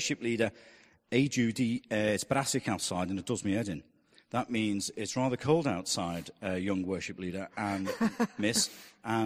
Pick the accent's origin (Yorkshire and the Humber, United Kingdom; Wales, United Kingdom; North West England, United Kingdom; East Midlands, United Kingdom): North West England, United Kingdom; Liverpool; accent: Scouse; I was raised within sight of it